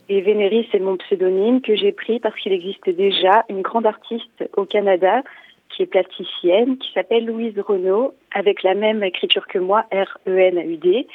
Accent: Poitiers, Nouvelle-Aquitaine, France; Je suis née au CHU de Poitiers le 3 décembre, un jour où il neigeait, donc j'ai toujours vécu à Poitiers

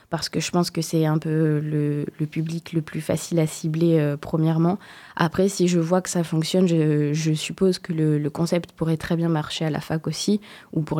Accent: Réunion; moved away as an adult; now in Poitiers, France; quand je suis arrivée sur Poitiers, parce que je viens de l'île de la Réunion

